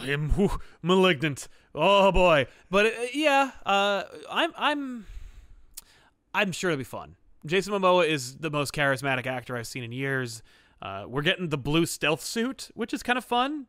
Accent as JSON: {"language": "English", "country": "United States", "said": "being American"}